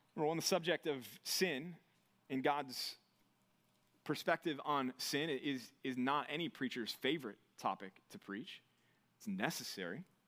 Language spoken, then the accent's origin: English; Texas, United States; now in California, United States; as a Texan